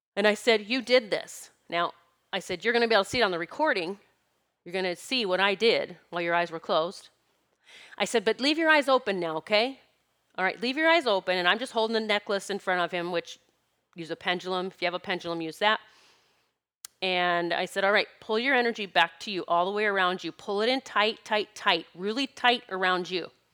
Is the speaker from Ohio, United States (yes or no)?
no; South Dakota, United States; I grew up in South Dakota collecting gardens